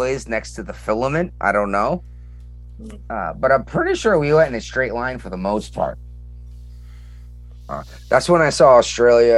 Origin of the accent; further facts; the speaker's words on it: Massachusetts, United States; I'm from Massachusetts